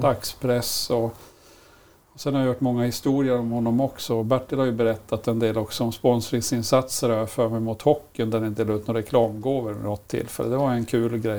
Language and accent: Swedish; Malmberget, Norrbotten County, Sweden; moved away; also born or lived in Leksand; när jag växte upp i Malmberget